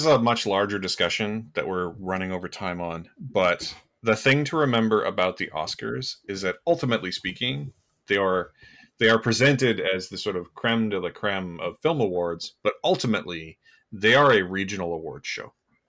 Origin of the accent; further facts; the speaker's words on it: Canada; our responsibility as Canadian podcasters